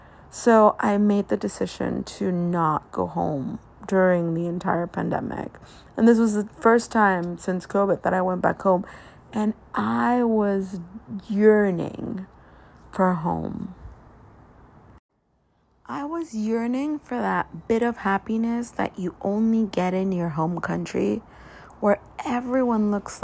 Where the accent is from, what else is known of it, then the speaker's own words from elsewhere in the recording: Guadalajara, Jalisco, Mexico; now in Los Angeles, United States; I'm from Guadalajara